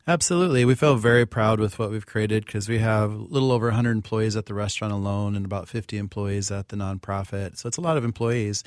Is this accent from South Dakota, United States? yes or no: yes; Pine Ridge Reservation, South Dakota, United States; I grew up on Pine Ridge Reservation in South Dakota, enrolled with the Oglala Lakota.